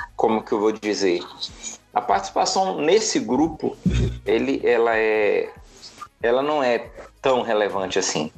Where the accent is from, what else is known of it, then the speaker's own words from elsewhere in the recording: Brazil; enquanto brasileiro